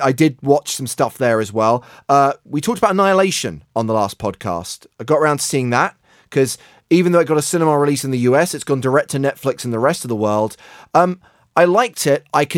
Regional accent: United Kingdom; moved away; in the United Kingdom, my home country

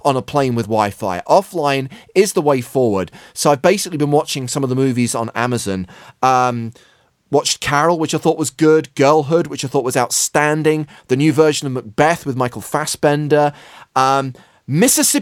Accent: England, United Kingdom; I'm English

